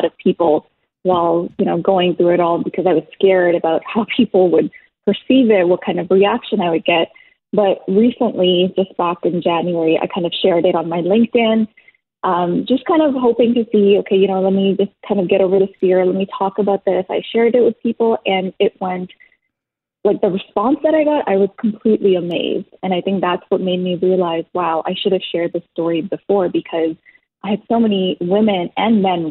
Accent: Toronto, Ontario, Canada; I was raised in Toronto

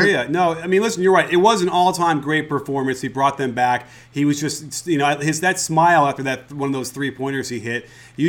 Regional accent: Chicago, Illinois, United States; I grew up in Chicago. I grew up going to all those games.

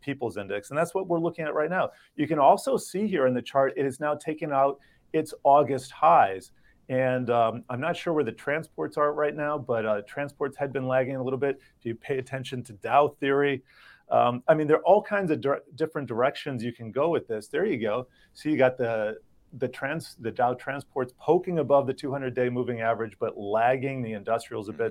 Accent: Miami, Florida, United States; I grew up in Miami

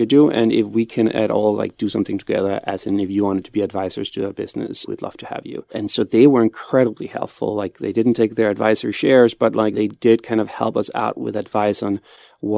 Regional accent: Copenhagen, Capital Region of Denmark, Denmark; I'm from Copenhagen

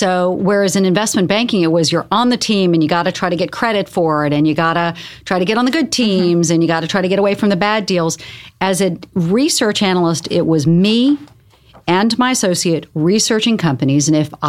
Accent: the South, United States; now in New York, United States; You know, I grew up in the South. I moved to New York when my father forbid me to move to New York because it was too dangerous.

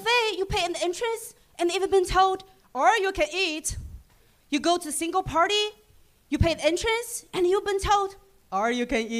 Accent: China; English is a second language; moved away; I'm from China

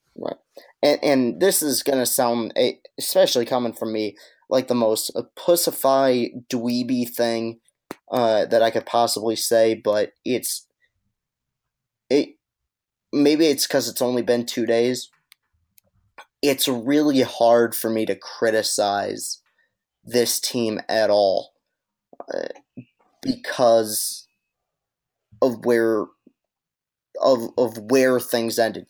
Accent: East Lansing, Michigan, United States; I grew up in East Lansing

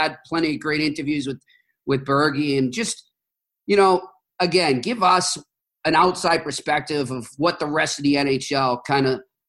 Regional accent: Boston, Massachusetts, United States; I'm from Boston.

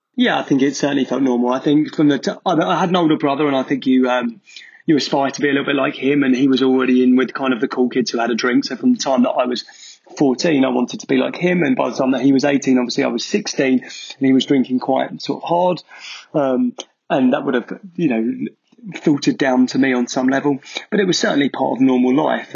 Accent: Essex, East of England, United Kingdom; moved away as an adult; also born or lived in Manchester; I grew up in Essex

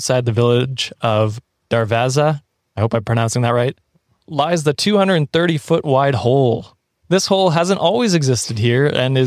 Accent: Canada

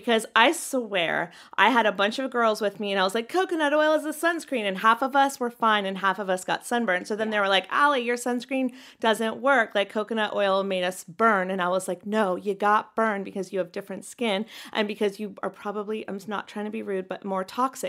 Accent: North Carolina, United States; We did this too, growing up in North Carolina.

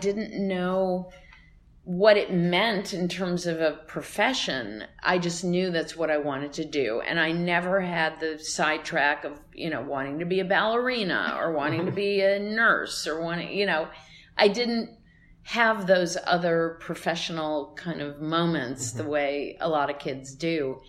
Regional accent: Cleveland, Ohio, United States; I have to say a shout out to my hometown.

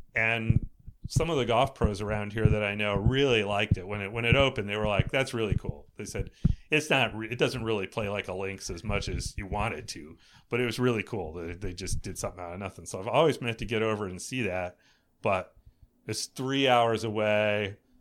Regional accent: East Coast, United States; I grew up on the East Coast

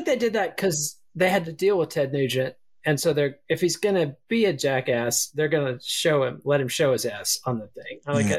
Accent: Texas, United States; you know, I'm from Texas. We don't know how to pronounce anything.

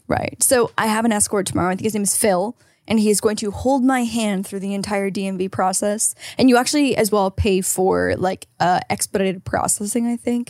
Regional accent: Canada; now in California, United States; as a Canadian

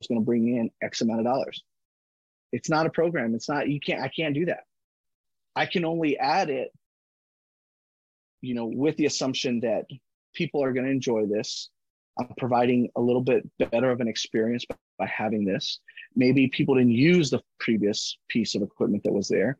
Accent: Kingsville, Texas, United States; I grew up in Kingsville

